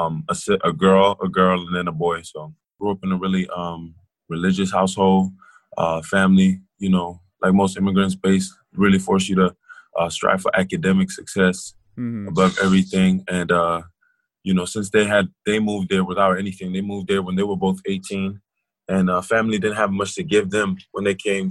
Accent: Vereeniging, Gauteng, South Africa; moved away; also born or lived in Johannesburg, South Africa; I grew up in Vereeniging, South Africa. That's a small town an hour south of Johannesburg

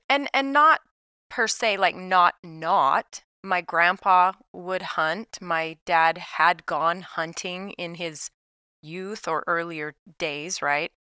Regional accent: Salt Lake City, Utah, United States; moved away as an adult; now in Saint George, United States; so I'm from Salt Lake City, so I'm from northern Utah, a suburb of Salt Lake, so that's where I was raised.

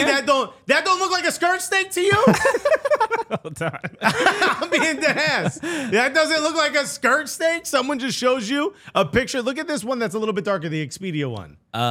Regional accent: Newark, New Jersey, United States; I was raised in Newark, but I found myself in Europe.

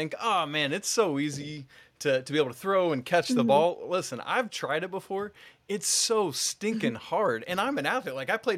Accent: Atlanta, Georgia, United States; accent: Southern; I'm in the South, I'm from Atlanta, and you know, we talk like molasses dripping out

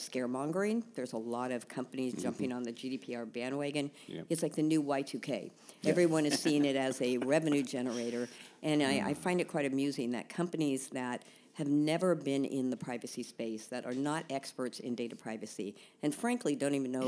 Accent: San Francisco, California, United States; also born or lived in Dublin, Ireland; I was born in Dublin, Ireland, but raised in San Francisco, thus no brogue

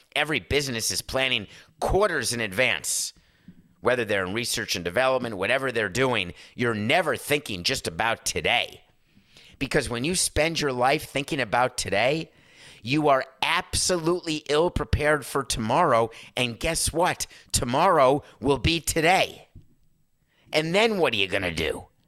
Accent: Northeast, United States; now in Florida, United States; I grew up in the Northeast

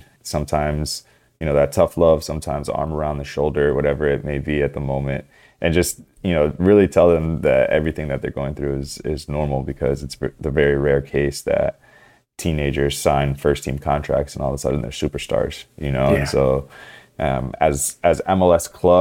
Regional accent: Cleveland, Ohio, United States; moved away as an adult; also born or lived in San Jose; now in Toronto, Canada; I was born and raised in Cleveland, Ohio. Lived there until I went off to college

